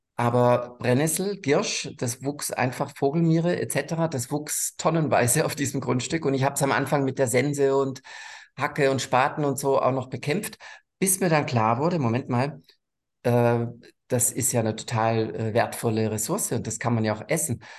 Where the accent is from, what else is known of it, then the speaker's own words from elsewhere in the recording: Germany; bin aufgewachsen am Bodensee